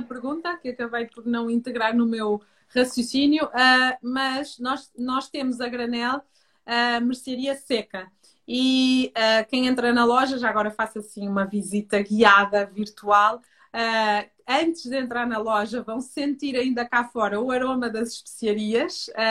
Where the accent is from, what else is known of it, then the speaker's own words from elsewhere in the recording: Minho, Norte, Portugal; moved away; eu sou minhota, sou de FAF, Uh, mas tive uma infância no campo